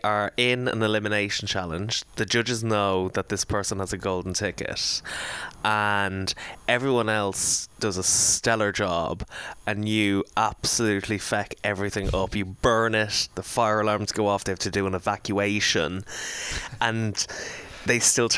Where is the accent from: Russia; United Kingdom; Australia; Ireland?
Ireland; as Irish boys